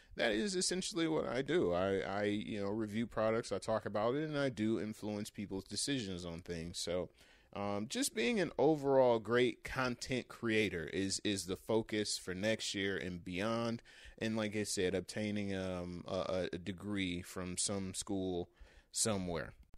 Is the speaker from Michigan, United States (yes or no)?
yes; Michigan, United States; My home state of Michigan